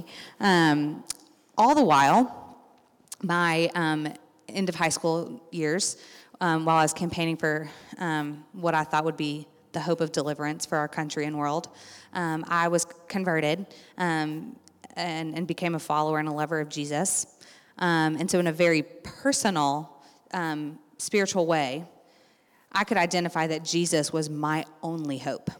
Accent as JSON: {"language": "English", "town": "Lexington", "region": "Kentucky", "country": "United States", "tie": "born or raised there", "said": "I grew up here in Lexington going to the Spanish immersion program, magnet schools"}